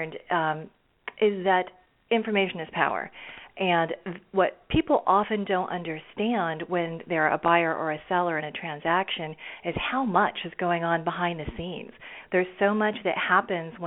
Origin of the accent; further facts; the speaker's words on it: Silicon Valley, Northern California, United States; I grew up in Northern California in Silicon Valley